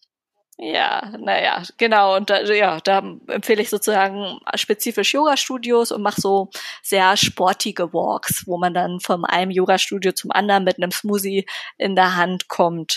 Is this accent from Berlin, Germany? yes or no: yes; Berlin, Germany; ich bin Berlinerin.